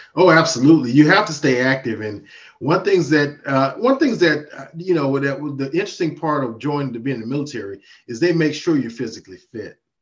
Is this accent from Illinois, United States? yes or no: no; Mississippi, United States; now in Virginia, United States; my home state of Mississippi